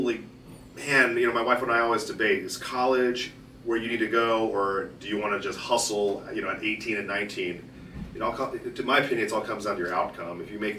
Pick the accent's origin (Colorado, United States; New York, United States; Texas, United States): Texas, United States; Dallas; also born or lived in Austin, Texas; now in Houston, United States; Born and raised in Texas. Started off in Dallas. Went to college in University of Texas.